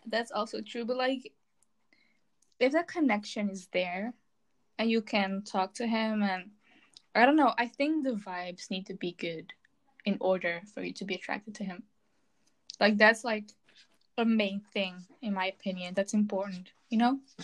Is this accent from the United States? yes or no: no; Belgium; I'm from Belgium. I live in the land of fries and chocolate.